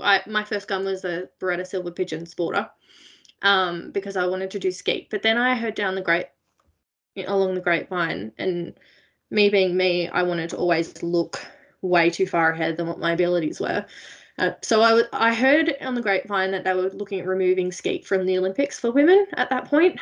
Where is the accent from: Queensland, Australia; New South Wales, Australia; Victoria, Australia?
New South Wales, Australia; Blue Mountains; I grew up in the Blue Mountains, west of Sydney in New South Wales